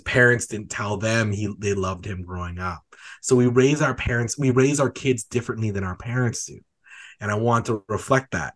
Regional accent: Calgary, Alberta, Canada; like me

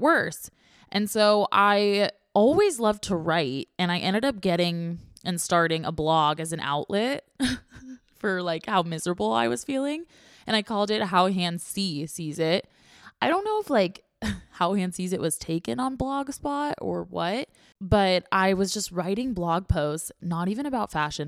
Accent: Orange County, California, United States; now in San Diego, United States; I grew up in Orange County.

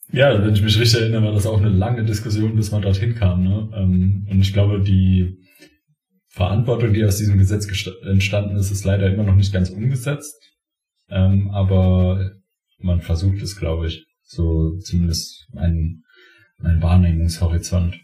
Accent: Saarland, Germany; Bei uns im Saarland

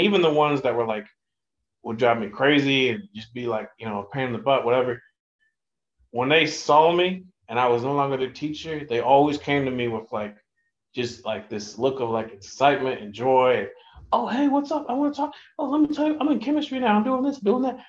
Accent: Ohio, United States; now in New York, United States; growing up in Ohio

